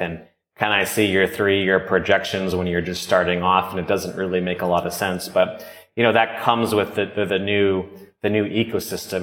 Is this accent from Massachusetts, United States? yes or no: yes; Norwell, Massachusetts, United States; moved away as an adult; also born or lived in Bogota, Colombia / Los Angeles / San Francisco; I grew up in uh, south of Boston, Massachusetts, about 20 minutes south in a town called Norwell